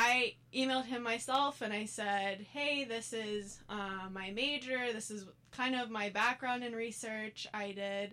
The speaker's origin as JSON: {"language": "English", "town": "Pensacola", "region": "Florida", "country": "United States", "said": "I am originally from Pensacola, Florida, but I came to USF because I knew it was a research university"}